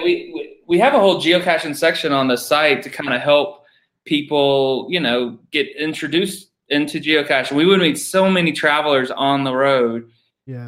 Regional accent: Georgia, United States; moved away; I'm from Georgia

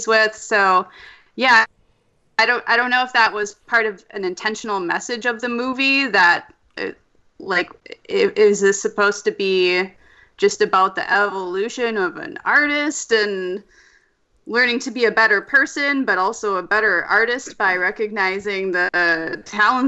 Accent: Minnesota, United States; I am from Minnesota

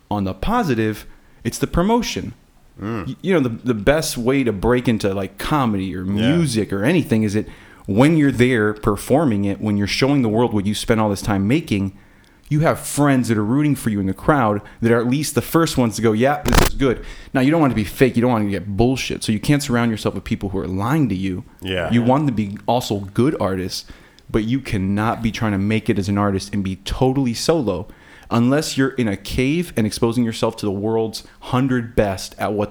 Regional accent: Texas, United States; also born or lived in Miami, Florida; I was born in Texas, and that's where I live right now. But I grew up in Miami for about a third of my life.

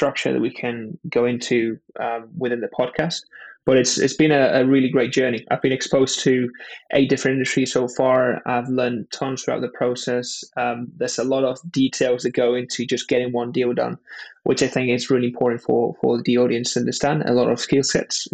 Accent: Spain; now in London, United Kingdom; I was born and raised in Spain and moved over to London

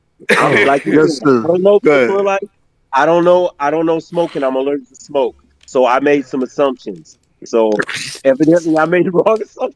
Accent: Michigan, United States; I'm from Michigan.

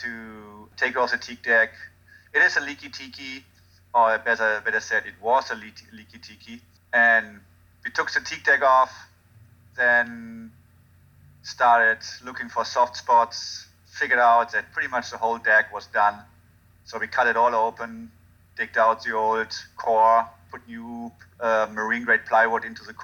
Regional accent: Hagen, North Rhine-Westphalia, Germany; English is a second language; moved away; I'm from Germany. Where in Germany? A little town called Dortmund. A little town called Hagen, right next to Dortmund

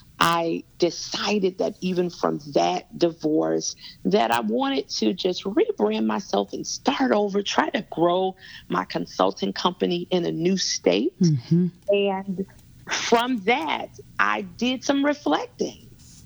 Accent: Gary, Indiana, United States; moved away as an adult; now in South Carolina, United States; me being from Indiana, and that's true. I'm actually from Gary, Indiana, born and raised in Gary, Indiana

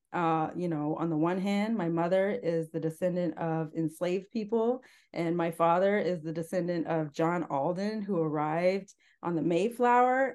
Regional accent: Northern Ontario, Canada; I was born and raised in Northern Ontario, Canada, on a farm

